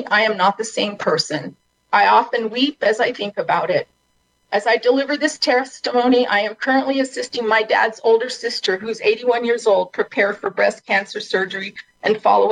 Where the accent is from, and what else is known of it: New Mexico, United States